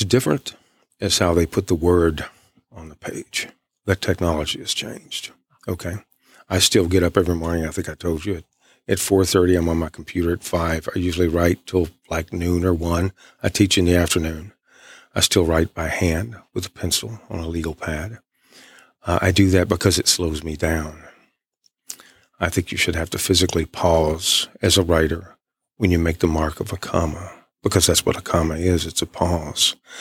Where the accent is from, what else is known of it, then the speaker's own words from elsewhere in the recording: East Texas, United States; I'm from East Texas.